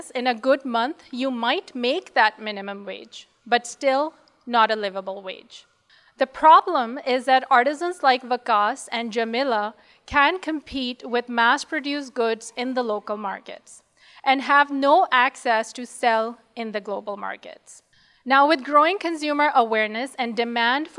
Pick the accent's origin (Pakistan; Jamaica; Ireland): Pakistan; now in Seattle, United States; We are also originally from Pakistan